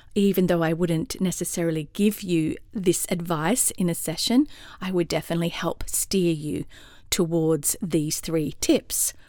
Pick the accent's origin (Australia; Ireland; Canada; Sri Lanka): Australia; moved away as an adult; also born or lived in London, United Kingdom / California, United States; now in Atlanta, United States; Now I'm an Aussie in Atlanta, Georgia, U S